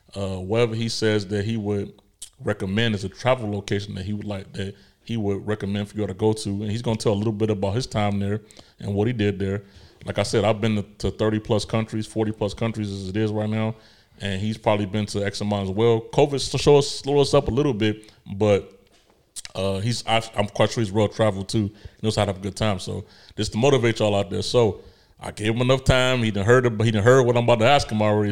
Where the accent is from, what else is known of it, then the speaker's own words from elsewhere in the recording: Chicago, Illinois, United States; moved away; I'm a kid from Chicago